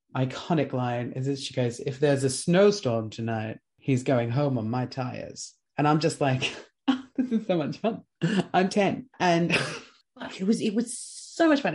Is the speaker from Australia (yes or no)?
yes; Australia; being Australian, being an Australian podcast